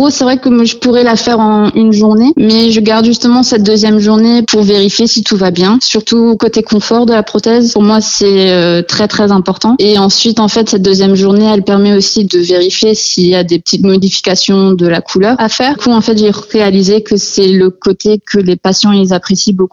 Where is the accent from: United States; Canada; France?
United States; born there; Je suis née aux États-Unis et euh, donc le meilleur ami à mon père est oculariste aux États-Unis à Dallas, au Texas.